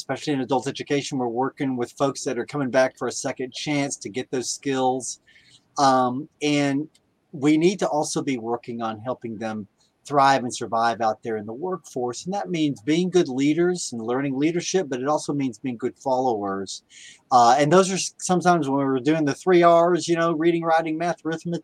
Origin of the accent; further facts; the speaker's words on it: San Antonio, Texas, United States; my hometown here